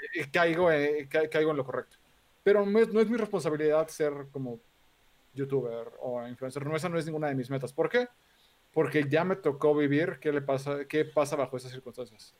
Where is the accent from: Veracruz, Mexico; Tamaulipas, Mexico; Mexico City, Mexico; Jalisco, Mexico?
Mexico City, Mexico; soy de aquí, de la Ciudad de México, de toda la vida